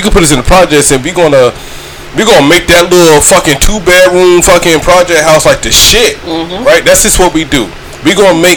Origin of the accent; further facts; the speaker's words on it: St. Simons Island, Georgia, United States; I'm from St. Simon's Island, Georgia